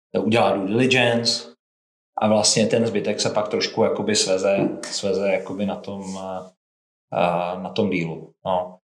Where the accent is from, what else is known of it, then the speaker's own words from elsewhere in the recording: Svitavy, Pardubice Region, Czechia; já jsem ze Svitáv